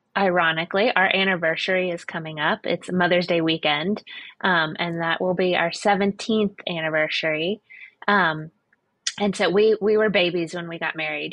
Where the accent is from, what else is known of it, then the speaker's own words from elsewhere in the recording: Florida, United States; I grew up in Florida